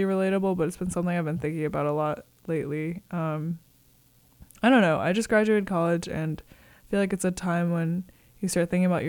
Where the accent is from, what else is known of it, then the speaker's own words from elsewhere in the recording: Connecticut, United States; now in San Francisco, United States; I'm also from New England. I'm from Connecticut.